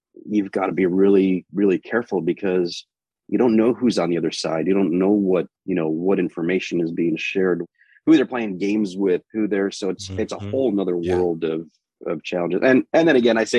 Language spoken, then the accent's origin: English; Finger Lakes area of Western New York, United States; moved away as an adult; also born or lived in Phoenix, Arizona; I grew up in Finger Lakes area of Western New York.